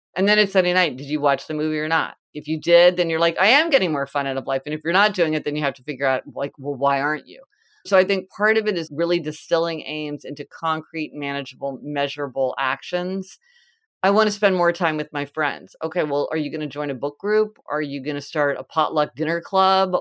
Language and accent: English; Kansas City, United States; I'm from Kansas City and it's like Winstead's hamburgers